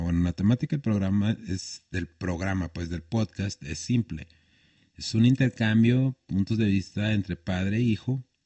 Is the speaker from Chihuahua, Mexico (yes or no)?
yes; Chihuahua, Mexico; also born or lived in Horizontes del Sur; crecí en un barrio como La Zapata, que después me fui a vivir a Horizontes